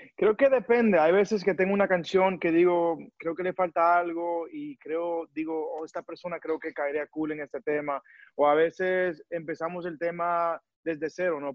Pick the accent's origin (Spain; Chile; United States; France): United States; New York; moved away as an adult; now in Miami, United States; yo me crié en Nueva York